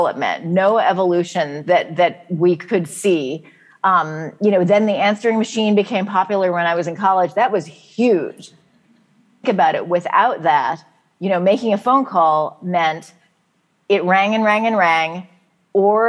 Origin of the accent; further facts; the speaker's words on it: San Francisco, California, United States; growing up in San Francisco in the 1970s